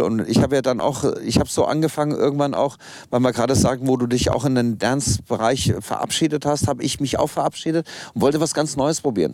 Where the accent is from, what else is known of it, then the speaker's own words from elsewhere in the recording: Kassel, Hesse, Germany; Also angefangen hat alles in Kassel. Ich komme gebürtig aus Kassel